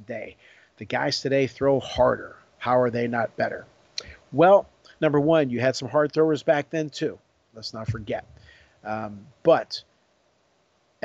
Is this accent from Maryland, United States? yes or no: no; Pittsburgh, Pennsylvania, United States; I'm from Pittsburgh